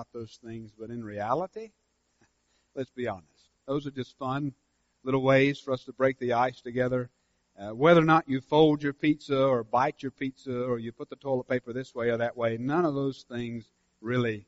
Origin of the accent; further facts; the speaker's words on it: Senoia, Georgia, United States; my hometown